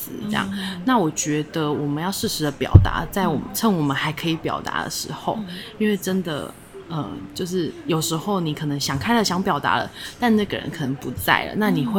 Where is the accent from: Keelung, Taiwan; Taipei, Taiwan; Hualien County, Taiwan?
Keelung, Taiwan; 我还是呃，因为我基隆人，其实很北边，那我还是会拨空一个月回去基隆一次。